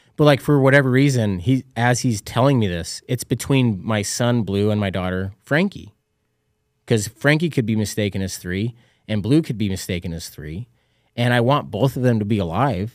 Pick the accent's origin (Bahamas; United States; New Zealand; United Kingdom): United States; Utah; I was a kid from Utah, high school basketball coach